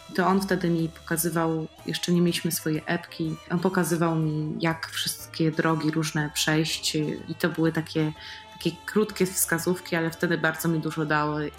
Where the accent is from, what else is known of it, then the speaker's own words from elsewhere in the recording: Poland; z różnych regionów Polski, z naszych regionów, z których z których my pochodzimy